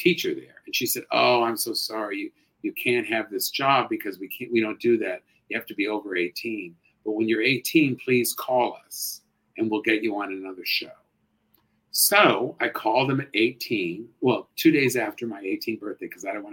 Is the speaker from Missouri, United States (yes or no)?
no; Los Angeles, California, United States; I grew up in Hollywood